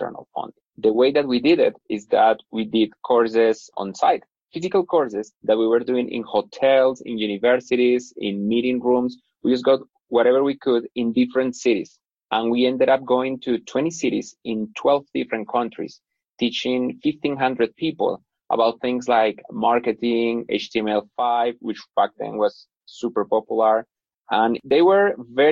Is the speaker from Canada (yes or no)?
no; Bogota, Colombia; I'm originally from Bogota in Colombia, where I am right now